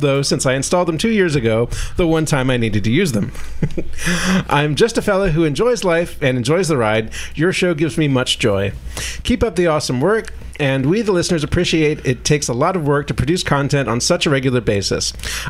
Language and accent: English; Wales, United Kingdom; now in Australia; Even though I live in Oz now, I'm actually from Wales.